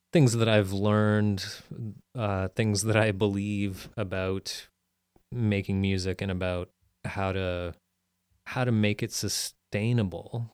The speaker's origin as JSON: {"language": "English", "town": "Peterborough", "region": "Ontario", "country": "Canada", "tie": "born or raised there", "also_born_or_lived": "Ottawa", "moved": "yes", "said": "in my hometown in Peterborough"}